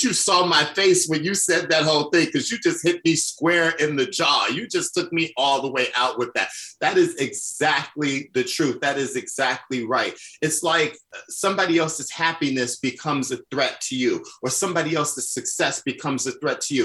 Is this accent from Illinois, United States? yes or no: yes; Chicago, Illinois, United States; I'm from the South Side of Chicago. I was that little Black gay kid that was bullied